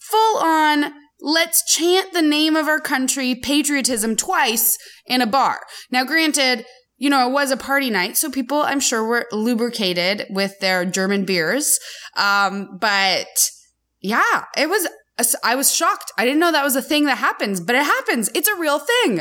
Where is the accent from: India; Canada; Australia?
Canada; now in United States; as a Canadian who is now slowly becoming American